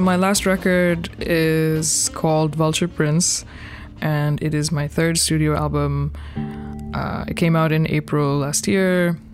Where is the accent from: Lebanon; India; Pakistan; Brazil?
Pakistan; moved away as an adult; now in Brooklyn, United States; I am originally from Pakistan, based in Brooklyn, New York for the last 18 years.